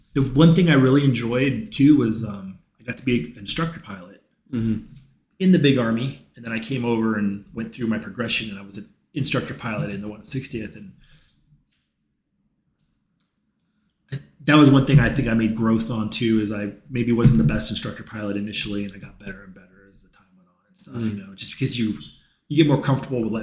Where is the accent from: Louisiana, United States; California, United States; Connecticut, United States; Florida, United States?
California, United States; Apple Valley; moved away as an adult; also born or lived in Tennessee; now in Omaha, United States; I grew up in Apple Valley